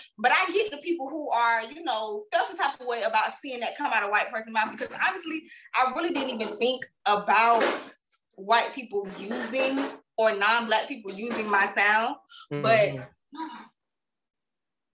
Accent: Jacksonville, Florida, United States; I'm from the Bangham where we hang them, Jacksonville, Florida

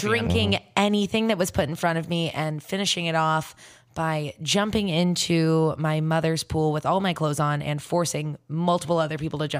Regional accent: Florida, United States; I mean, I'm from Florida.

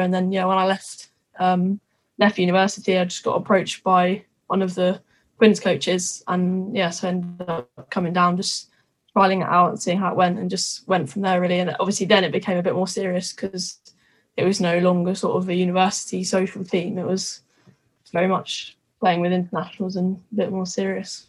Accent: Twickenham, London, United Kingdom; I'm from Twickenham. I literally have been brought up, born and bred rugby

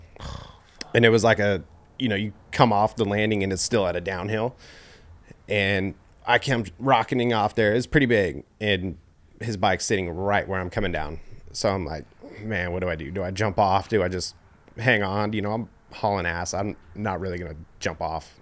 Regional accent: Oakley, California, United States; also born or lived in Antioch / Knightsen; I grew up out here in Oakley.

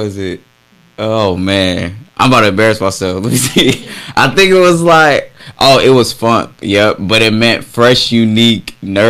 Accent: Oakland, California, United States; now in Raleigh, United States; Yeah, I'm originally from Oakland, California.

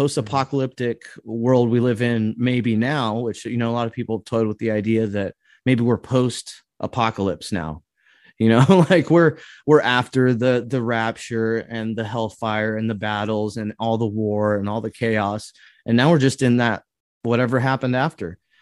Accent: California, United States; now in Midwest, United States; where I grew up in California

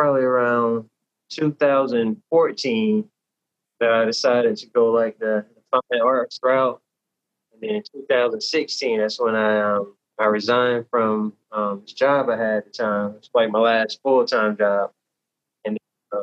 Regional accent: Tallahassee, Florida, United States; also born or lived in Newark, New Jersey; now in Jacksonville, United States; I was born in Newark, New Jersey. I was raised in Tallahassee, Florida. And now I'm living and working in Jacksonville, Florida

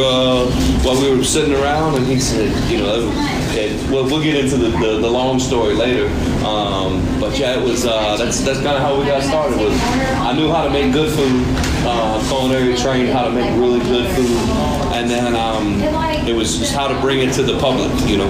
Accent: Slidell, Louisiana, United States; also born or lived in Texas; Yeah, Slidell.

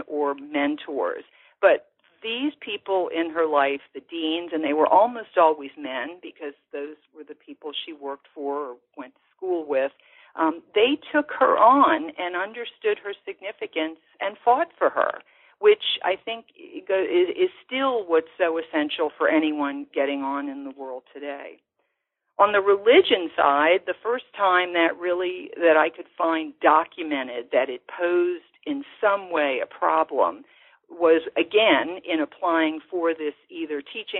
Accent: New Orleans, Louisiana, United States; as I knew them growing up in New Orleans.

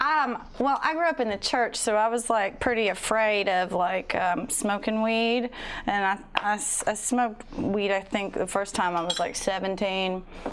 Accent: United States; We're born and raised in Davidson County.

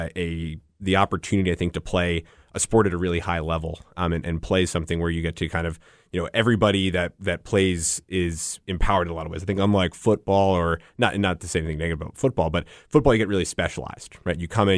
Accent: Northeast, United States; I'm from the Northeast originally.

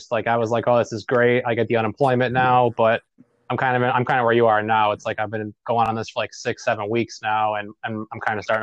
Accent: New York City, New York, United States; now in Buffalo, United States; I'm originally from Brooklyn

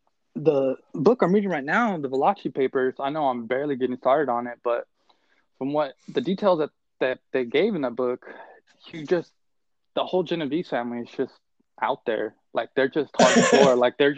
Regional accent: Texas, United States; I'm from Texas.

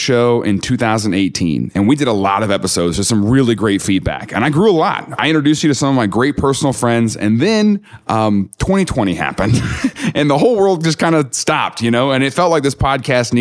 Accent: the Bible Belt, United States; I grew up in the Bible Belt

